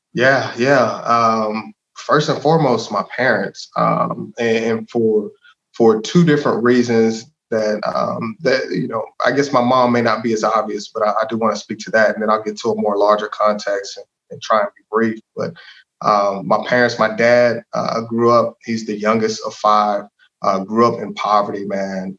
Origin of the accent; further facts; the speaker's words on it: DeSoto, Texas, United States; also born or lived in Hutchins, Texas / Arizona; I grew up in DeSoto. DeSoto's home, man. My parents moved there in like '94, and so for for most of my life, that's that's been where I've been.